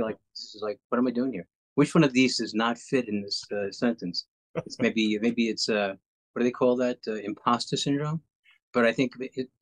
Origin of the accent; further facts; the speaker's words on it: New York City, New York, United States; I was born in the Bronx, New York, and I actually grew up in all five boroughs